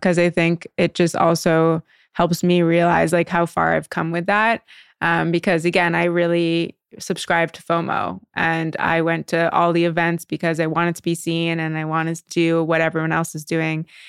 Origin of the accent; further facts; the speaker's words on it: Canada; also born or lived in New York; now in Los Angeles, United States; I'm Canadian originally, and so moving to New York